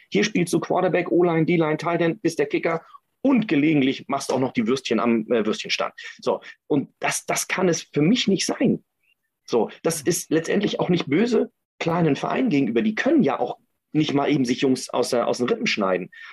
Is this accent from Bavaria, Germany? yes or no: no; Kiel, Schleswig-Holstein, Germany; ich komme ja aus Kiel